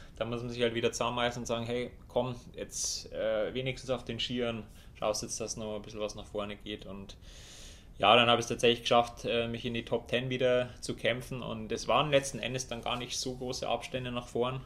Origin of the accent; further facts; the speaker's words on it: Germany; bei uns in Deutschland